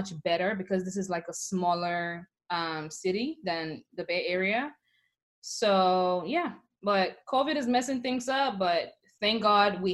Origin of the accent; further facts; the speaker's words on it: Sierra Leone; moved away as an adult; now in United States; when you growing up in Africa, you just know you're Black